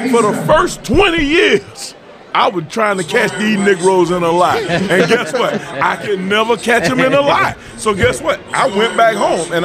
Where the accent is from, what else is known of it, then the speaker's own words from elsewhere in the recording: Tampa, Florida, United States; I'm from the South, man. I'm from the deep part of the South, from Tampa Bay.